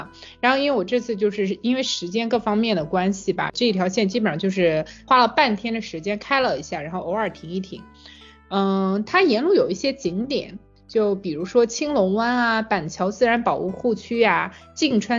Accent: Anhui, China; moved away as an adult; 我自己作为一个安徽人，

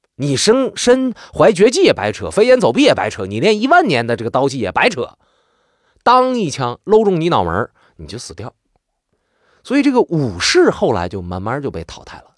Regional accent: Northeast China, China; accent: Northeastern Mandarin; also born or lived in Changchun; 我们东北话有时候叫肋叉子

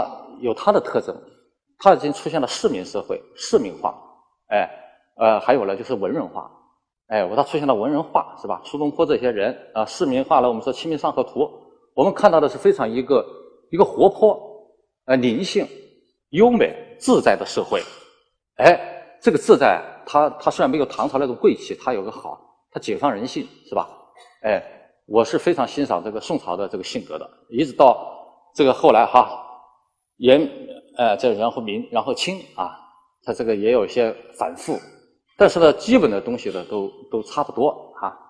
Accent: Meizhou, Guangdong, China; 我祖上确实是，咱我也是广东人哈，就是梅州的，我祖上是大清的这个提督啊，是吧？

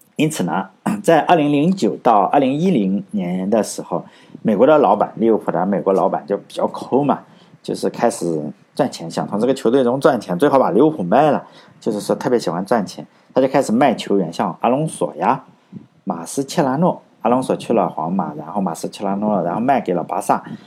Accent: China; 我们中国人

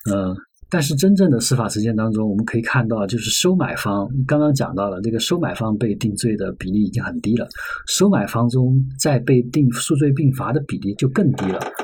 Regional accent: Sichuan, China; 我是四川人

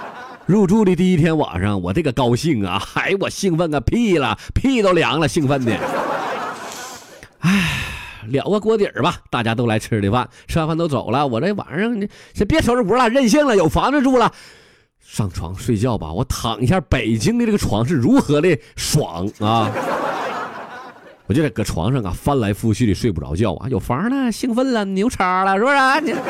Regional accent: Northeast China, China; 你再看咱们东北人打雪仗，这咋？

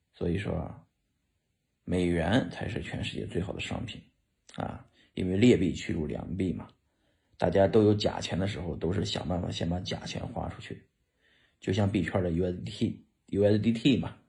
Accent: China; now in United States; 作为一个在美国生活的中国人

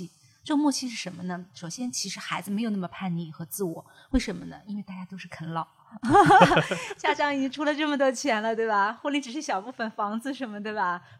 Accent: China; 对，不过我其实觉得，因为我们中国人的民族性格和对礼仪的观念跟西方人本来就不一样，

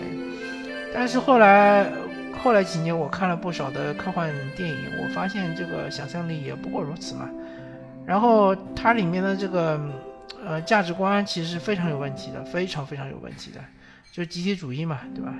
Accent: southern China, China; 我作为一个南方人

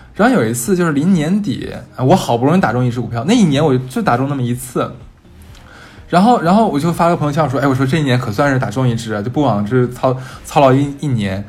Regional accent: Harbin, Heilongjiang, China; moved away as an adult; now in Shanghai, China; 我们两个是在两个不同的城市长大的，呃，我在哈尔滨

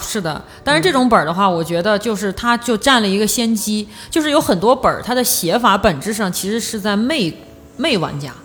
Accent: northeastern China, China; accent: Northeastern; 用我们东北话讲

